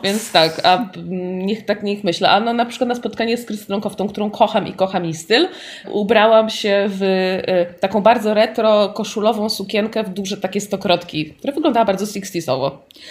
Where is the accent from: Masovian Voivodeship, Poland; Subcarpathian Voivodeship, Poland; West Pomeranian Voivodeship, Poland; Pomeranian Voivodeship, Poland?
Masovian Voivodeship, Poland; Warsaw; ja po prostu dorastając na Bemowie, bo tam dorastałam